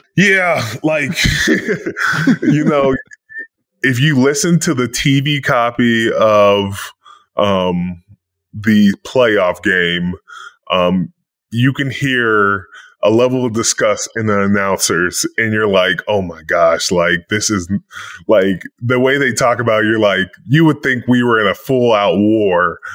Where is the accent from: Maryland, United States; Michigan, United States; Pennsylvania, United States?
Pennsylvania, United States; Pittsburgh; moved away; I'm from Pittsburgh, but now I'm back in Pittsburgh